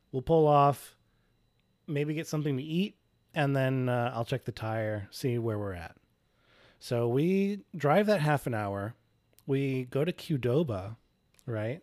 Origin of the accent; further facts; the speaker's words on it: Indianapolis, Indiana, United States; we're, we're from Indianapolis